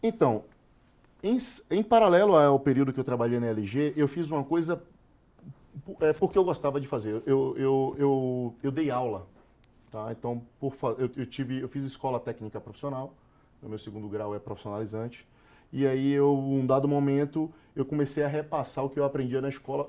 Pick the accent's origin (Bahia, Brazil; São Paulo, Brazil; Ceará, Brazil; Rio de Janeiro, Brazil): Bahia, Brazil; Salvador; moved away; eu sou nordestino, eu nasci na favela.